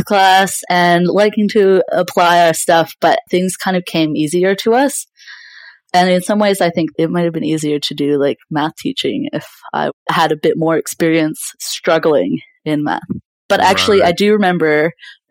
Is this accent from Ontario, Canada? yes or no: no; British Columbia, Canada; now in Melbourne, Australia; Yeah, I was born in BC in Canada and grew up there. So yeah, I lived on the West Coast for a very long time and in mountains as well. And I moved over to Australia about like 11 years ago. So yeah, I did most of my schooling in Canada.